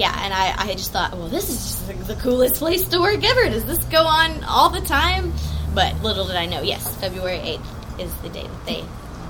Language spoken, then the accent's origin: English; Iowa Park, Texas, United States; now in Fort Worth, United States; I'm from Iowa Park.